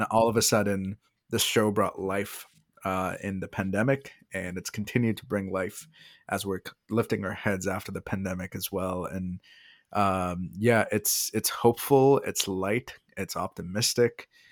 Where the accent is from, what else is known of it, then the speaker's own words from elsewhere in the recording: India; moved away; as an Indian